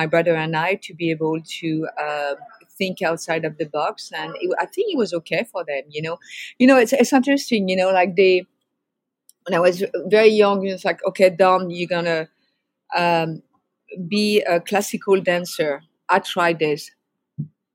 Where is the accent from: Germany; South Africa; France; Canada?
France; outside of Paris, Île-de-France; now in San Francisco, United States; I grew up in France. I grew up outside of Paris, France